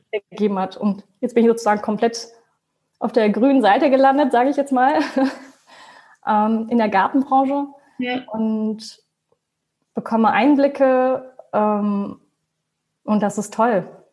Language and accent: German; Hanover, Lower Saxony, Germany; also born or lived in Braunschweig / Münster; Ich komme ursprünglich aus Hannover, habe aber in Braunschweig studiert